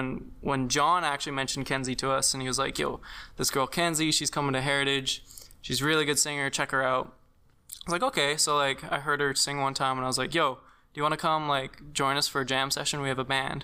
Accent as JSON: {"language": "English", "area": "Western Canada", "region": "the Prairies", "country": "Canada", "moved": "yes", "lives_now": "Eastern Canada", "said": "I'm from out west. I'm not even from Eastern Canada. I'm like prairie boy."}